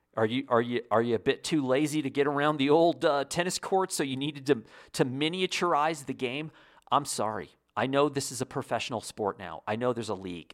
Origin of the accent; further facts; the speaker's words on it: Indiana, United States; moved away; I was born in Indiana